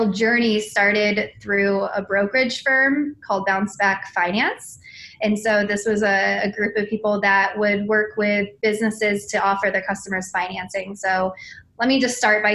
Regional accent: San Diego, California, United States; now in Atlanta, United States; I come from Southern California

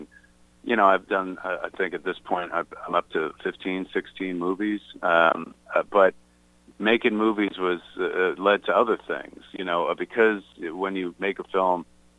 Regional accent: Atlantic Highlands, New Jersey, United States; I bought my hometown movie theater in the town of Atlantic Highlands, New Jersey, down the shore, as we say. And it's the movie theater I grew up going to the movies at.

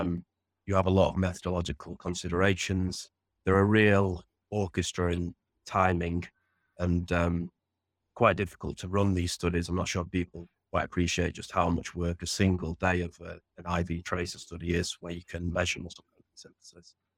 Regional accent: Sheffield, Yorkshire and the Humber, United Kingdom; I grew up in Sheffield in northern England

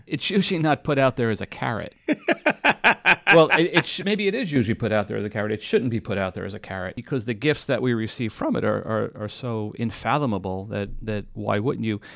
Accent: New York, United States; I grew up in New York

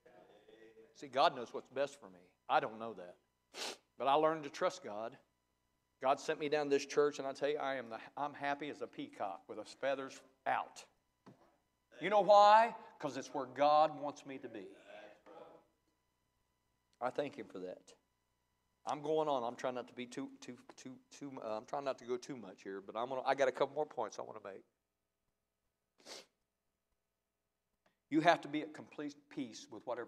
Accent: Ohio, United States; I was raised in Ohio. I'm a Buckeye

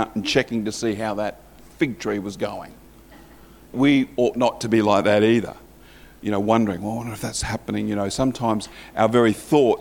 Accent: Morley, Yorkshire and the Humber, United Kingdom; I was christened actually in the Methodist Church in Morley.

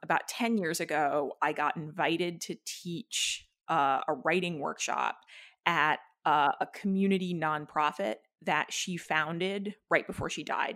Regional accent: New Hampshire, United States; I grew up in New Hampshire

